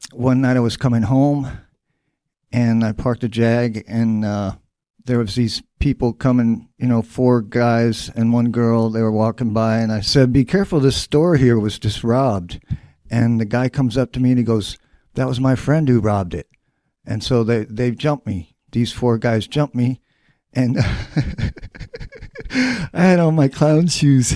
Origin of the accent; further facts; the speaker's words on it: Dayton, Ohio, United States; moved away; also born or lived in New York City / Brooklyn; Dayton, which is my hometown.